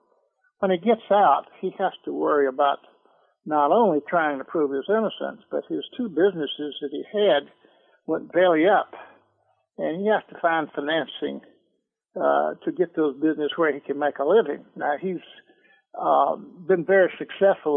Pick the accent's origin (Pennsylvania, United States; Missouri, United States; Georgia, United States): Georgia, United States; Atlanta; I'm a Georgia boy. I was born in Atlanta, and I lived in the metro Atlanta all my life